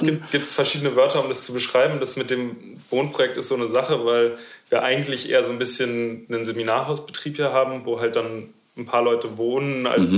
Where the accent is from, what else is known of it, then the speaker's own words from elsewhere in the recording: Berlin, Germany; ich bin Berliner.